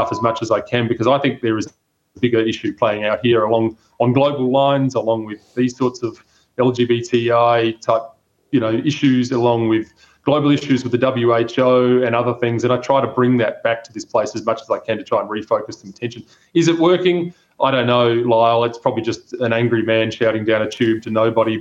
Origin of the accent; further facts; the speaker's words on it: South Australia, Australia; my home state of South Australia